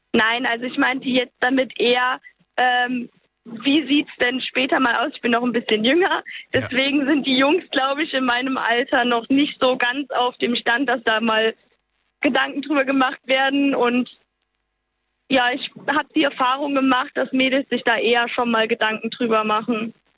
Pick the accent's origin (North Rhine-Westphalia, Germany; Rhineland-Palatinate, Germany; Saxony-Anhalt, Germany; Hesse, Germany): Rhineland-Palatinate, Germany; Walbach; ich komme aus Walbach. Das ist so ein ganz kleines Kaff im Hunsrück.